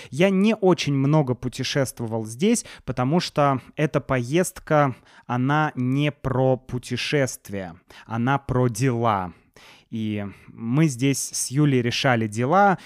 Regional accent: Saint Petersburg, Russia; мы из Санкт-Петербурга, вот туристы

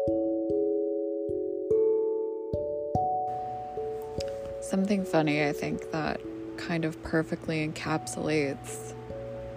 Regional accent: Massachusetts, United States; Massachusetts, which is my home state where I'm recording from

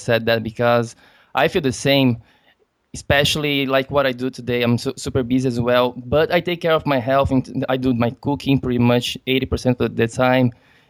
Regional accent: Brazil; I'm from Brazil and there is a lot of jiu-jitsu there

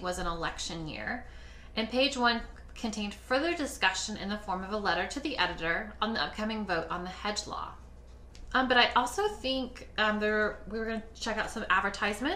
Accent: Kansas, United States; I am from Kansas.

